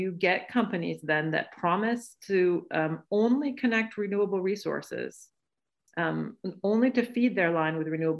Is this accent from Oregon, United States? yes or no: yes; western Oregon, United States; moved away; I'm originally from Oregon, and I'm from the western part of Oregon